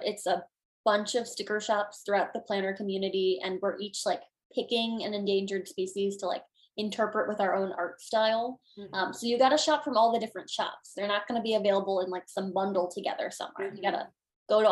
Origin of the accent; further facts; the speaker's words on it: Illinois, United States; my home state of Illinois